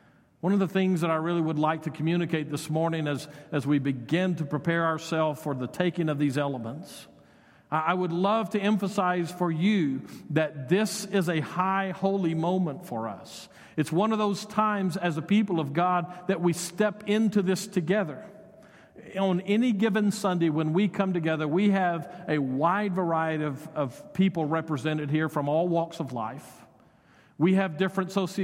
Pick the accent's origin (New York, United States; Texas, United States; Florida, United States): Texas, United States; Odessa; moved away; I was raised in Odessa